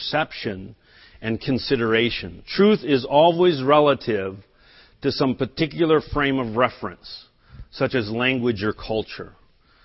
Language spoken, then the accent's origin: English; United States; first language English; I was born in America. I learned English